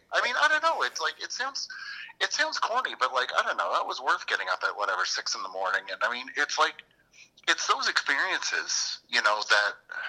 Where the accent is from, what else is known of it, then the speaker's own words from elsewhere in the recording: Moncton, New Brunswick, Canada; From Moncton.